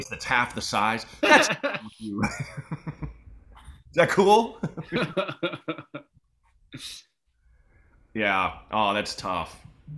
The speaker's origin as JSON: {"language": "English", "town": "Portland", "region": "Oregon", "country": "United States", "tie": "born or raised there", "moved": "yes", "said": "I own a house in Portland"}